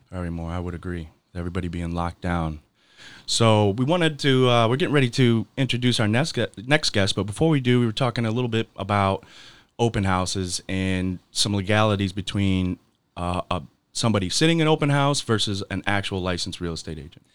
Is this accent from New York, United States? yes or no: no; Michigan, United States; moved away; I'm from Michigan